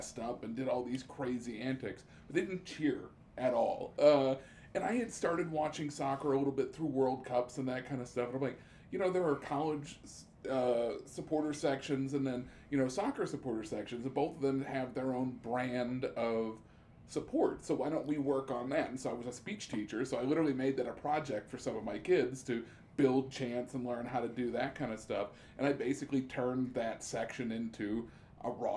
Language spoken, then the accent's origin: English; Springfield, Illinois, United States; I grew up in Springfield, Illinois